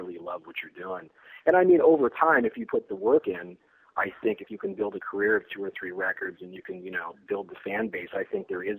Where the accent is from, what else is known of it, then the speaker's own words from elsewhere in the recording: San Francisco, California, United States; growing up in the San Francisco thrash scene